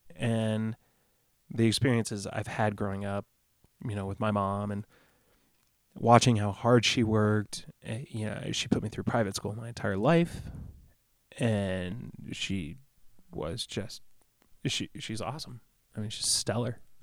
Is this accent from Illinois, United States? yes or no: yes; Rockford, Illinois, United States; moved away; also born or lived in Pecatonica, Illinois; there's an area called Pecatonica where I spent a lot of time growing up